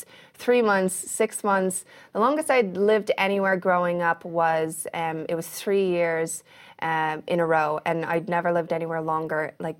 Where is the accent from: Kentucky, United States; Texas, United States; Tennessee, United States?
Kentucky, United States; born there; I was born in like the most random place ever. I was born in Kentucky.